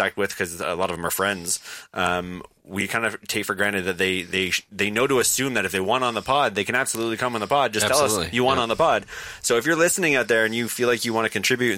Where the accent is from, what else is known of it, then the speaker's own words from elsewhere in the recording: Scotland, United Kingdom; now in Toronto, Canada; We're both Scottish